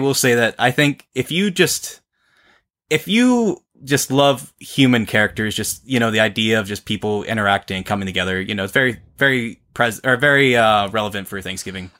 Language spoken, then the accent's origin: English; near Upper St. Clair, Pennsylvania, United States; from uh, Upper St. Clair, which is like a few neighboring uh, suburbs from my hometown